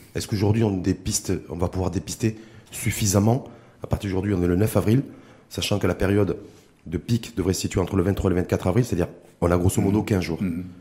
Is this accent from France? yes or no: no; Morocco; chez nous au Maroc